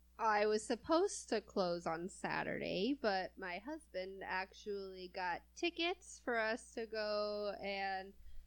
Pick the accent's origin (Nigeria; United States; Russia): United States; California; I'm from California, and I moved over here to the Midwest, you know, and I don't feel like I have an accent at all